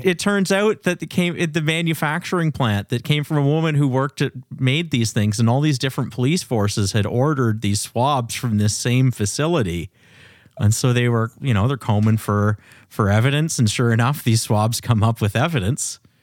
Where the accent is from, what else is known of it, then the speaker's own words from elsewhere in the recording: Canada; I'm I'm Canadian